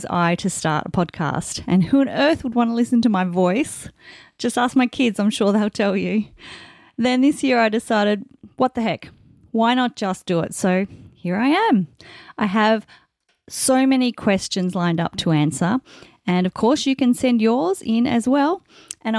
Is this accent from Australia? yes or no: yes; Australia; I'm an Australian author of contemporary fiction